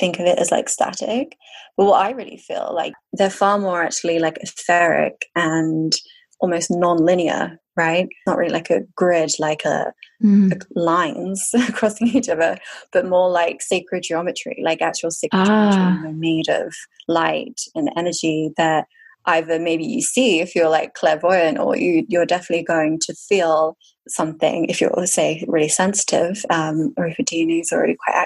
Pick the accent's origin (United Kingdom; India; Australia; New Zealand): United Kingdom; near Avebury, Wiltshire, South West England; also born or lived in Bath; I was born in Bath, so Bath's just like the nearest city to Glastonbury, but then I grew up near Avebury, so just like in a village called Cheryl.